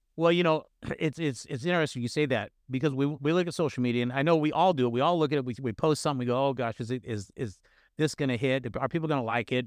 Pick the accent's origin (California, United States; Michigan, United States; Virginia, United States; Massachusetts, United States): California, United States; Northern; I grew up in Northern California